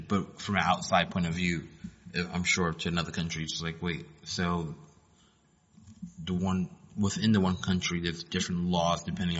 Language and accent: English; New York City, New York, United States; because I'm from New York